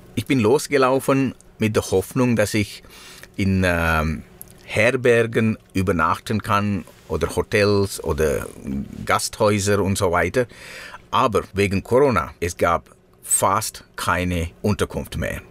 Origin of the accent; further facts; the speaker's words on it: Sri Lanka; first language Sinhala; German is a second language; moved away; meine Muttersprache ist Singhalesisch